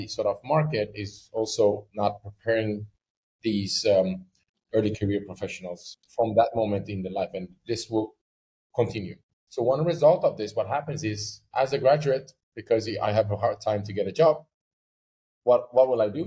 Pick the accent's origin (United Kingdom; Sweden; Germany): Sweden; now in United Arab Emirates; I'm from Sweden. So, you know, in Sweden, there's one curriculum